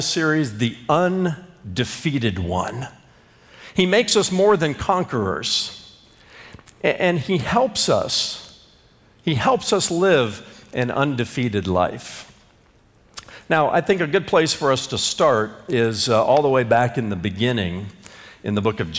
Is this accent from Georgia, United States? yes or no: no; Indiana, United States; back when I was a young boy growing up in Indiana